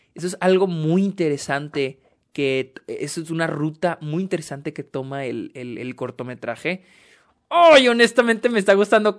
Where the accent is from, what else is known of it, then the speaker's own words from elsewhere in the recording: Mexico; yo soy mexicano